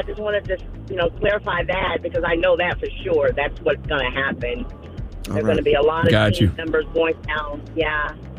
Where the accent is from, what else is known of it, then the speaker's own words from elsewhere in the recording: Houston, Texas, United States; I'm from Houston, so, I mean, it was very, very bad.